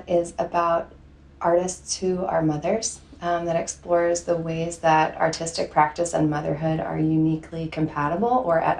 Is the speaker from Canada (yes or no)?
no; New Jersey, United States; also born or lived in Philadelphia; I live in New Jersey now, and I grew up in New Jersey